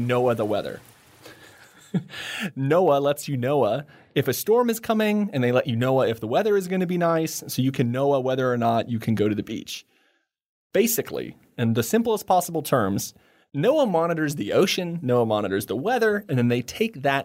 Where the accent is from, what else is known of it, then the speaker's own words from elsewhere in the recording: United States; now in Taiwan; I'm an American